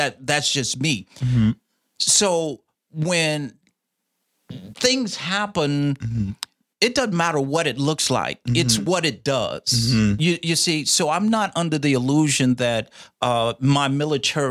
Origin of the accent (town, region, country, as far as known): Indianapolis, Indiana, United States; born or raised there; also born or lived in Fort Campbell, Kentucky